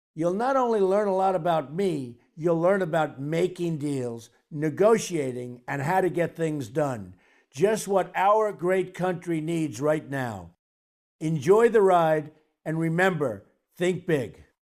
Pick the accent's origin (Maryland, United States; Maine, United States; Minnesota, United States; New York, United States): New York, United States; New York City; growing up in Queens, New York